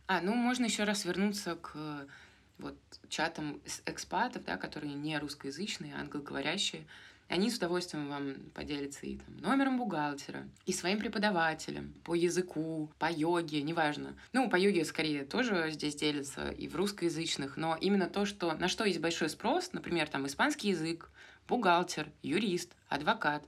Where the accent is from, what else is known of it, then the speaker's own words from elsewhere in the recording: Moscow, Russia; moved away as an adult; now in Argentina; я из Москвы